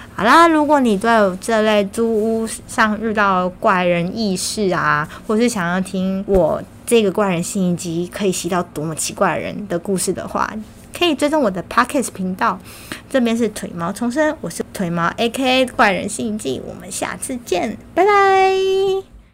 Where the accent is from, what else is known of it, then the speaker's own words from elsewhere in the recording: Kaohsiung, Taiwan; moved away as an adult; now in Taipei, Taiwan; 这一个北漂的女孩，我从高中毕业之后来到台北大概有七年半的时间。在这之前，我一直都是在高雄生活，也是因为考上了台北的大学，就这样来到了台北